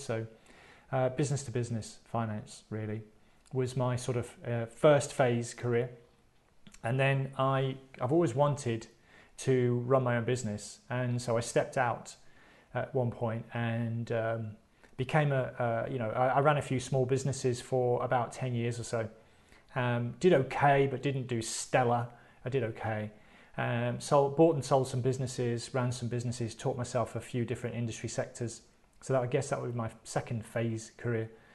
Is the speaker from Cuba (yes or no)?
no; United Kingdom; I'm British.